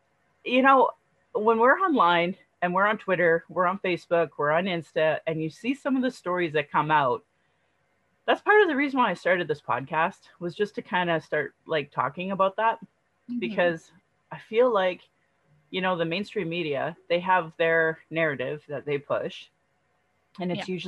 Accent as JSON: {"language": "English", "town": "Calgary", "region": "Alberta", "country": "Canada", "tie": "born or raised there", "also_born_or_lived": "Fort McMurray / Sylvan Lake", "said": "I was born here in Calgary. I moved to Fort McMurray, and then we went to Sylvan Lake. And when we lived in Sylvan Lake, it wasn't a big town yet. It was like still 2,000 people."}